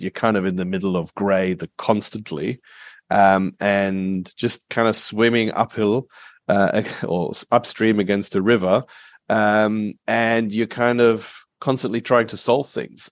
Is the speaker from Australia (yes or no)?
yes; Perth, Western Australia, Australia; also born or lived in Germany / Asia; we came from Germany to, to Australia when I was eight, so I grew up here